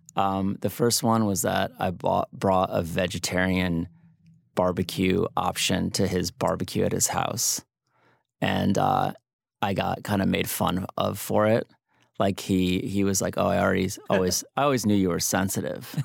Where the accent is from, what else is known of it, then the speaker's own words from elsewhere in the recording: New Haven, Connecticut, United States; moved away as an adult; now in Chicago, United States; I'm not from Chicago, but I've lived there for thirty years. I'm actually from New Haven